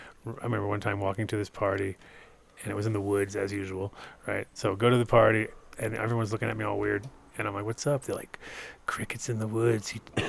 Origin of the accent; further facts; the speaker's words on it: East Coast, United States; I was growing up on the East Coast, and East Coast kind of sucked, but I kind of went back and forth to the West Coast